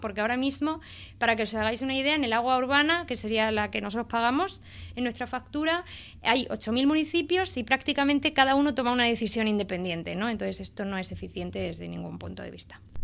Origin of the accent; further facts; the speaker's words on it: Andalusia, Spain; yo soy de Andalucía